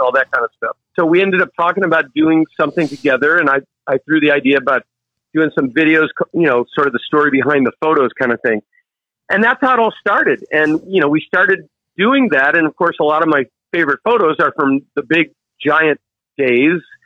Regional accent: United States; moved away as an adult; also born or lived in Virginia Beach, Virginia / Cape Hatteras, North Carolina; now in North Shore, Oahu, Hawaii, United States; grew up surfing Virginia Beach, Cape Hatteras area

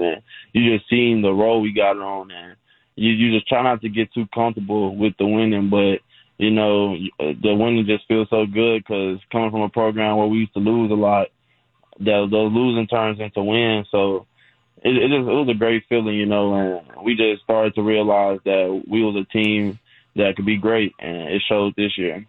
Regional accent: Fort Worth, Texas, United States; moved away; also born or lived in San Antonio, Texas; my hometown, Fort Worth

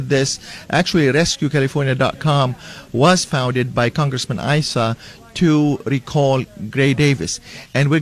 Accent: Lebanon; now in Escondido, United States; I am a brown-skinned legal immigrant here. I'm from Lebanon

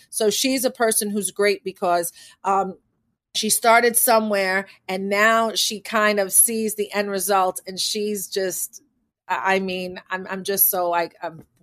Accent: Manhattan, New York, United States; born there; I was born in Manhattan, so it doesn't matter that I was born in what you know in a poor neighborhood in Manhattan

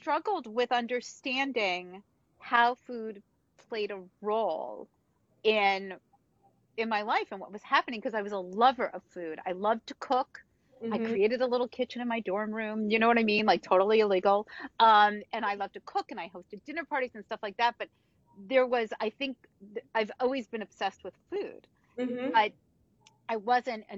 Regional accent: New Jersey, United States; I grew up in New Jersey

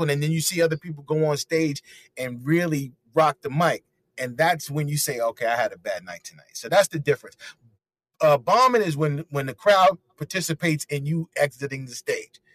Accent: New York City, New York, United States; also born or lived in South Carolina / Brooklyn; So I'm from Harlem, USA, uh, born and raised 110th Street

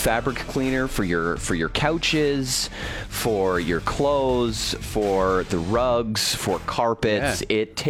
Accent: Orangeville, Ontario, Canada; moved away; So I'm originally from the same area as Shauna, actually. Just a little bit further north. I'm from Ontario.

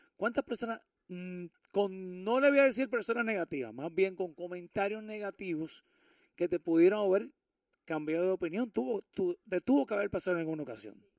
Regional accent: Puerto Rico; moved away; hoy los micrófonos están en Puerto Rico, me encuentro en mi tierra, en mi querida isla del encanto

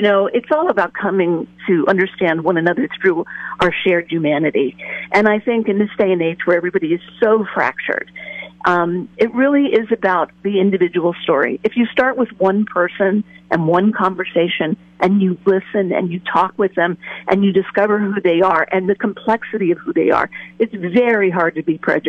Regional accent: East Coast, United States; moved away; I grew up on the East Coast, and I grew up in a very Jewish community, believe it or not. But they were Ashkenazi Jews. They were European Jews. And so maybe second, third generation.

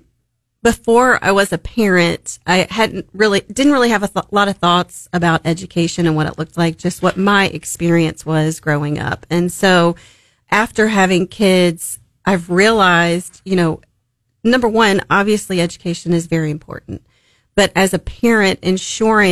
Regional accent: Springfield, Missouri, United States; also born or lived in Memphis, Tennessee; We're from Memphis originally, but Springfield's been a part of my life since I can remember, you know, earliest memories

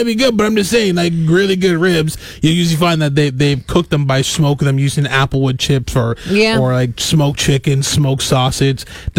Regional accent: Canada

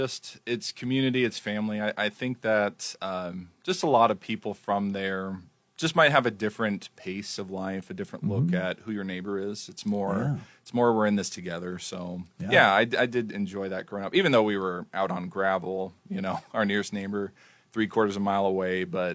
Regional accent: Morse Bluff, Nebraska, United States; I'm originally from outside of a small town, Morse Bluff, Nebraska. It's 130 people.

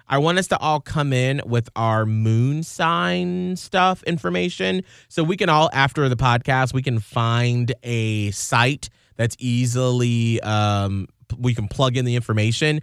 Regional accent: Atlanta, Georgia, United States; moved away; I grew up in Atlanta where our company is based

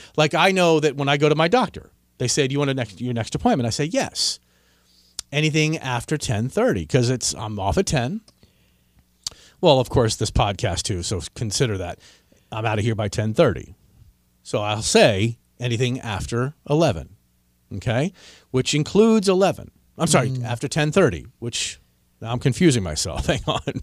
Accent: Washington, District of Columbia, United States; my hometown of Washington, D.C.

